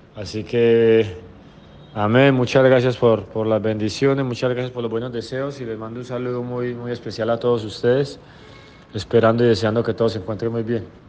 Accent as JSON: {"language": "Spanish", "town": "Manizales", "region": "Caldas", "country": "Colombia", "tie": "born or raised there", "moved": "yes", "said": "es el equipo de la ciudad donde yo nací, el equipo que a mí me formó como persona"}